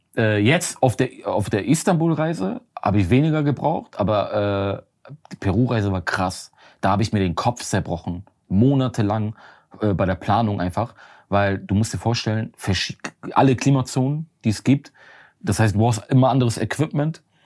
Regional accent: Germany; ich komme aus Deutschland.

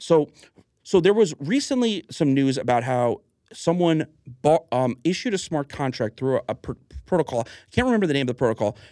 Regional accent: Huntington, New York, United States; also born or lived in North Carolina; I was born in Huntington Hospital on, on Long Island

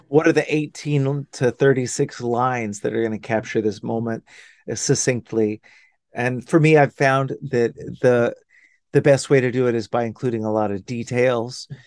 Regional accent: Dallas, Texas, United States; moved away as an adult; also born or lived in Austin, Texas / Los Angeles; now in Hudson Valley, United States; I grew up in Dallas. I grew up in, in old, good old Dallas.

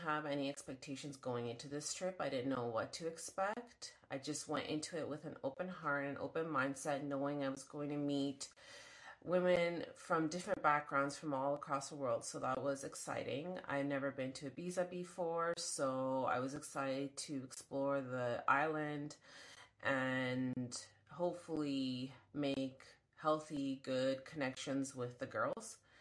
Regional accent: Toronto, Ontario, Canada; I'm forty-one years old, from Toronto

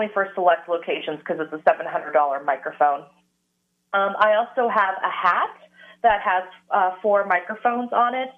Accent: San Diego, California, United States; I grew up in San Diego

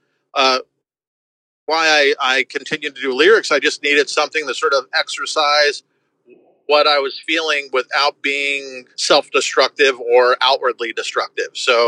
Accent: Woodbridge, New Jersey, United States; now in Gainesville, United States; I didn't grow up in Gainesville. I grew up in Woodbridge, New Jersey

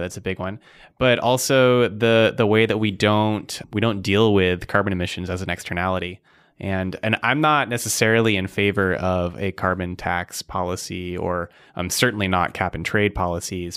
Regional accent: Arizona, United States; moved away as an adult; now in Seattle, United States; grew up in Arizona and I've lived in Seattle for eight years

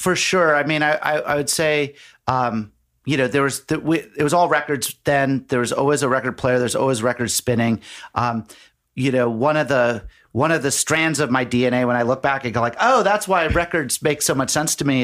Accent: Nantucket, Massachusetts, United States; I grew up on Nantucket Island

